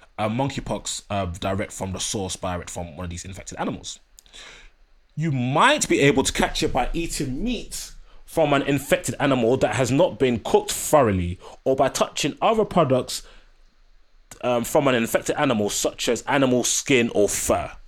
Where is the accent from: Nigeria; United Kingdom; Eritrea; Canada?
Nigeria; I'm Nigerian